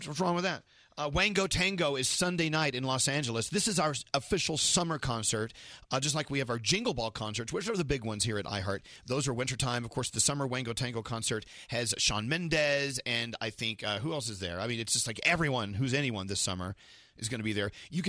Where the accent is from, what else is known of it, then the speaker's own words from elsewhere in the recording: Scotland, United Kingdom; I'm Scottish, and I'm going to have an Indian wedding.